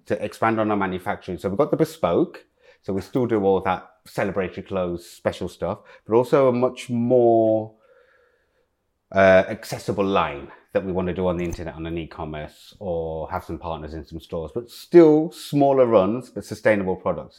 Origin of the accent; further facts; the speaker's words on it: Leicester, East Midlands, United Kingdom; moved away; also born or lived in Loughborough / Medway; growing up in Loughborough and Leicester